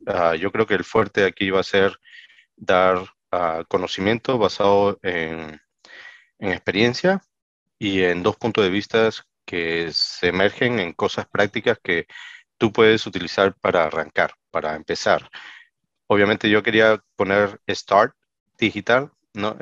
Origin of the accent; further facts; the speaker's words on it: Peru; en mi país, Perú, ¿no? Yo soy peruano de nacimiento